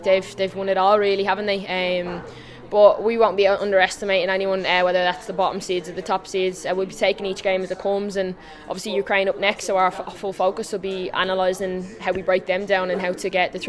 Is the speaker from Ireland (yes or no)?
yes; Dublin, Leinster, Ireland; So now I'm obviously delighted to be able to score tonight in my hometown